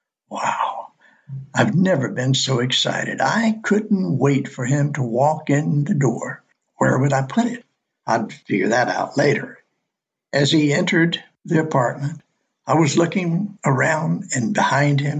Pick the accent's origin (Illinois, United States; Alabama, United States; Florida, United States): Alabama, United States; moved away as an adult; northern Alabama. My home state